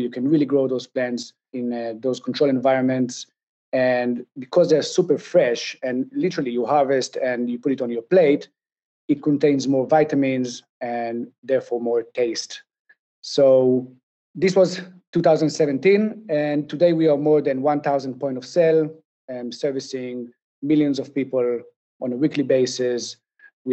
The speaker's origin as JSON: {"language": "English", "country": "Israel", "said": "I'm from Israel"}